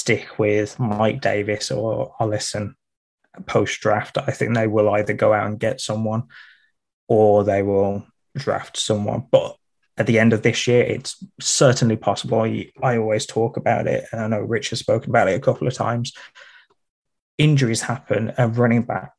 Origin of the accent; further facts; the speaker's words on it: Midlands, United Kingdom; I'm from the Midlands, so you've got the north and south divide, and then I just switch between the two